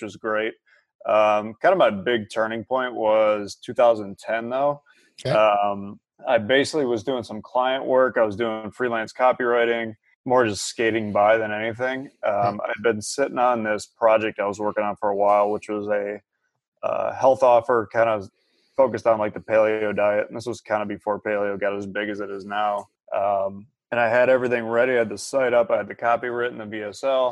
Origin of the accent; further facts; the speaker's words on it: near Cleveland, Ohio, United States; I grew up like right near Cleveland